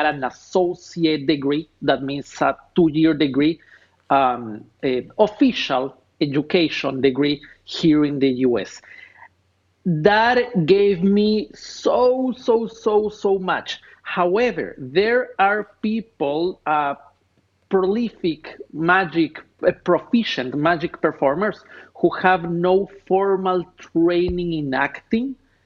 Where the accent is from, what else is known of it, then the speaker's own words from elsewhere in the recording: Ecuador; moved away as an adult; now in Los Angeles, United States; Born and raised in Ecuador